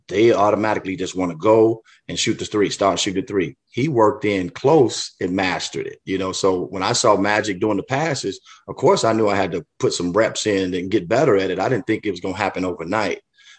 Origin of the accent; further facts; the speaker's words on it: Chicago, Illinois, United States; a lot of kids don't have that opportunity that I had growing up in the Chicago area playing on that blacktop.